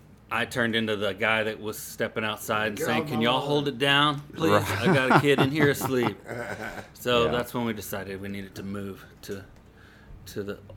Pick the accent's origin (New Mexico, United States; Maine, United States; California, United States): New Mexico, United States; Hobbs; moved away as an adult; also born or lived in San Marcos, Texas; now in Buda, United States; In Hobbs, New Mexico.